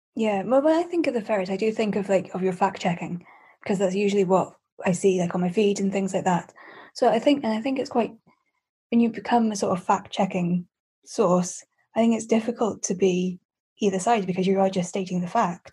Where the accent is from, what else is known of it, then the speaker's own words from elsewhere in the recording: Scotland, United Kingdom; I'm a freelance multimedia journalist and podcast producer from Scotland.